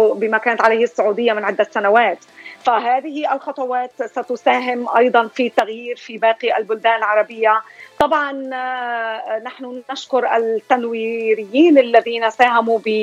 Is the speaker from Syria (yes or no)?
yes; Syria; moved away as an adult; now in Columbus, United States; أنا من سوريا آه، مقيمة في أمريكا في الولايات المتحدة لي هون 23 سنة